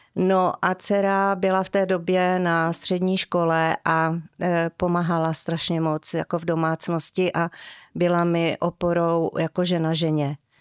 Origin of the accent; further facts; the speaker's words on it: Dobříš, Central Bohemian Region, Czechia; moved away as an adult; now in Čimelice, Czech Republic; Já jsem se narodila na Dobříši